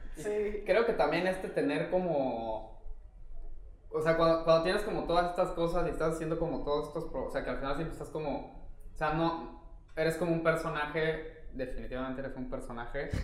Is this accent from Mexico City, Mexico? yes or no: yes; Mexico City, Mexico; now in Cancún, Mexico; yo crecí en DF